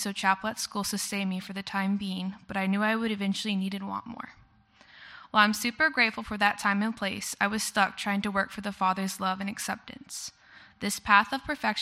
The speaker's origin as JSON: {"language": "English", "town": "Tulsa", "region": "Oklahoma", "country": "United States", "tie": "born or raised there", "said": "I was born and raised here in Tulsa"}